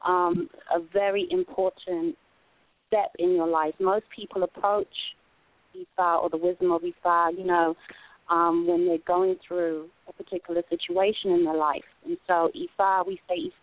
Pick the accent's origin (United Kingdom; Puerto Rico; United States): United Kingdom; London; moved away; I'm originally from London